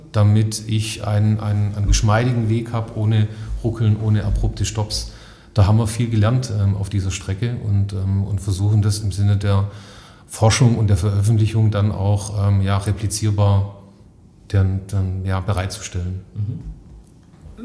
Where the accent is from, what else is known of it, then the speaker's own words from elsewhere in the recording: Stuttgart area, Baden-Württemberg, Germany; Ich komme aus der Heimat, also ähm, Stuttgarter Raum